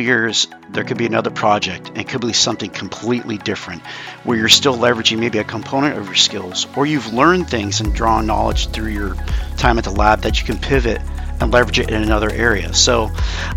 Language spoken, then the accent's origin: English; about 50 miles from Livermore, California, United States; I grew up close by to the laboratory